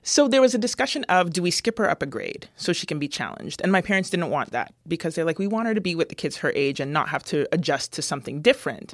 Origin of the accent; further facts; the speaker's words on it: London, Ontario, Canada; moved away; growing up in London, Ontario was very interesting.